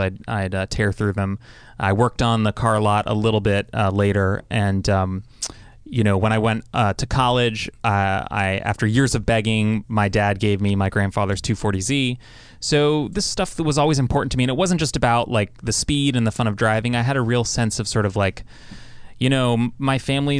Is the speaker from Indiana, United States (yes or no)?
no; Los Angeles, California, United States; I grew up